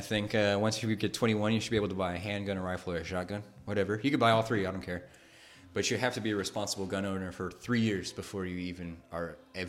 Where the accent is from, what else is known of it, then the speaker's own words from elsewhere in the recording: Texas, United States; moved away; also born or lived in Mexico; I'm from Texas